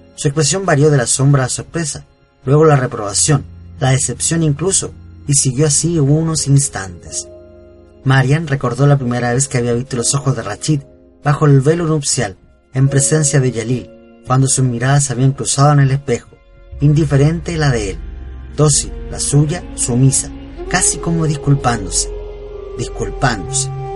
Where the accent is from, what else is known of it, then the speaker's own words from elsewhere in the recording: Chile; de Chile